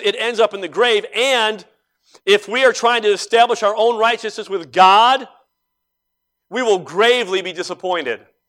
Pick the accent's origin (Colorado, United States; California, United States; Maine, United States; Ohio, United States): Ohio, United States; Cleveland; growing up in Cleveland